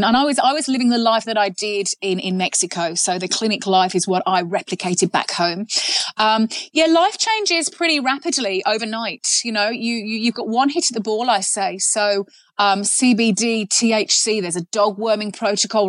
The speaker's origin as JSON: {"language": "English", "region": "England", "country": "United Kingdom", "said": "I'm English"}